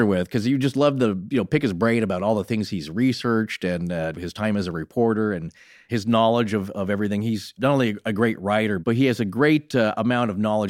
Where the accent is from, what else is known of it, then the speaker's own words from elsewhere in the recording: United States; also born or lived in Northern Idaho / Montana; Eastern Washington. Northern Idaho area. Oh, that's where I grew up.